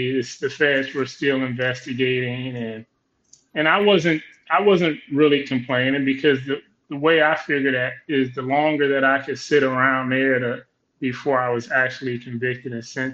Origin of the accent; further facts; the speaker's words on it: Compton, California, United States; Compton, California, South Los Angeles